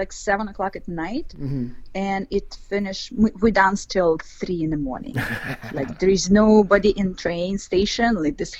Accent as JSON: {"language": "English", "region": "Ural", "country": "Russia", "second_language": "English", "lives_now": "Moscow, Russia", "said": "Ural. Ural Mountains is like south of Siberia."}